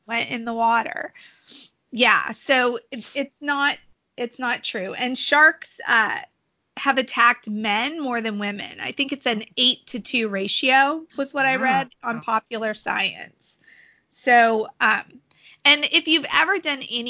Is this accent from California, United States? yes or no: yes; San Diego, California, United States; I grew up in San Diego and the beach was a very big part of my childhood